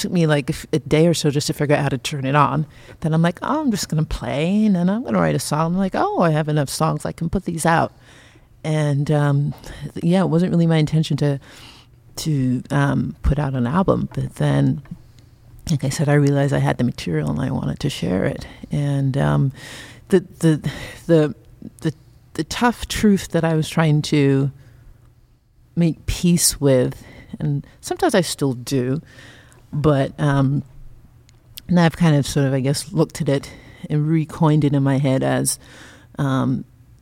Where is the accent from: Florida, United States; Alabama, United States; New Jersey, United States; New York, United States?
New York, United States; Long Island; moved away as an adult; now in Sonoma County, United States; the home that we grew up in Long Island.